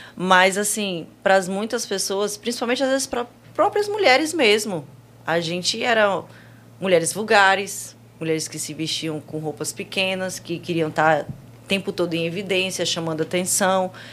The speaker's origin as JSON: {"language": "Portuguese", "region": "Roraima", "country": "Brazil", "also_born_or_lived": "Manaus", "moved": "as an adult", "lives_now": "Fortaleza, Brazil", "said": "eu sou de Roraima"}